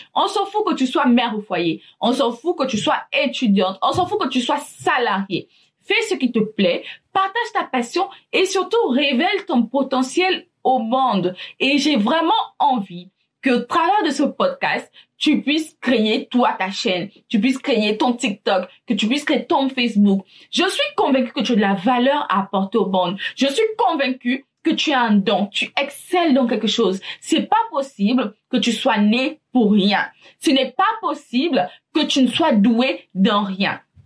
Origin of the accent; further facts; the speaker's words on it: Gabon; Je suis gabonaise